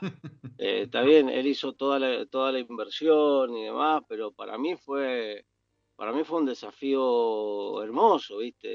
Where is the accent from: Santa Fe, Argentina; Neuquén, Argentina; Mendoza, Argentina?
Mendoza, Argentina; yo nací en Mendoza, me crié en Mendoza